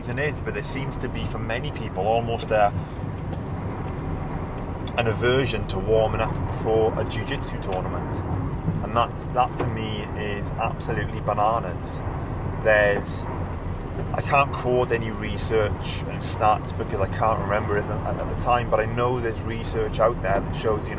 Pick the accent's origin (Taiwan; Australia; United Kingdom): United Kingdom; I'm British